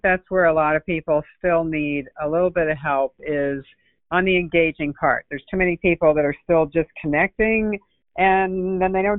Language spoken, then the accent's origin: English; New England, United States; now in Palm Beach County, United States; I'm originally from New England, but I've been down here since 1979, so I'm almost a native